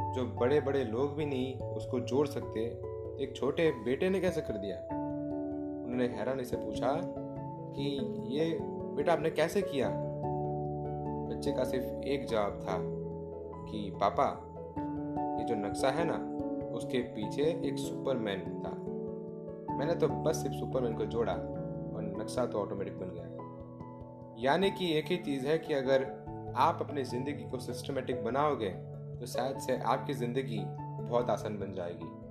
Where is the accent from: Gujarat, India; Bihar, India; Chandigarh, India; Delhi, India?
Gujarat, India; मैं गुजरात से हूँ